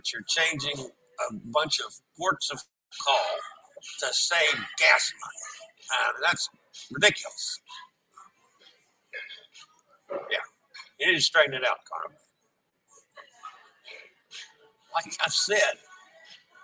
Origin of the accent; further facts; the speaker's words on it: United States; I'm American